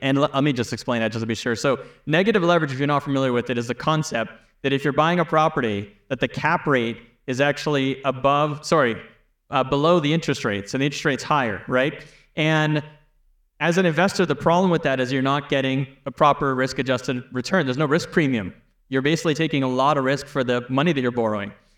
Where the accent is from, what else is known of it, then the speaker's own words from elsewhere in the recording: Canada; I'm from Canada